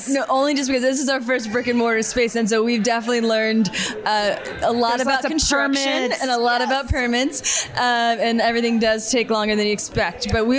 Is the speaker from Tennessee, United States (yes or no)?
yes; Franklin, Tennessee, United States; So I grew up right outside of Nashville in downtown Franklin. It's a big music city.